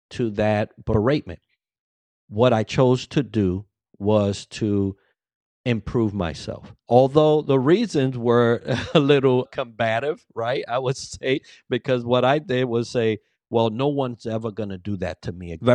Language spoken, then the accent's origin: English; Bronx, New York, United States; English is a second language; I came from the Bronx. There was a heavy accent. English was my second language, although I thought I was proficient